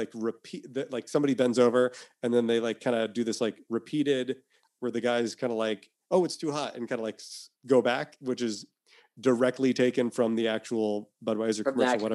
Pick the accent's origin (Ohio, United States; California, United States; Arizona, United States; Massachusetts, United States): Massachusetts, United States; moved away; I am from Massachusetts.